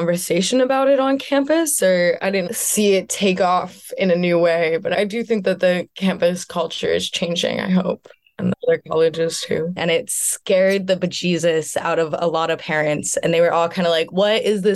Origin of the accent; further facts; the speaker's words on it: Washington, District of Columbia, United States; I'm from Washington, D.C.